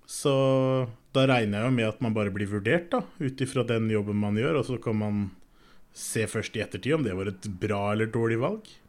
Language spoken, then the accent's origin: Norwegian; Norway; born there; Vi er født i Norge, liksom.